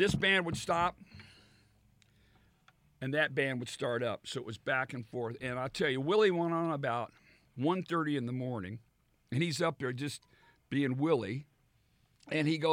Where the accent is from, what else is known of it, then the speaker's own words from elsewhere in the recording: Texas, United States; when I was a boy, I grew up in Texas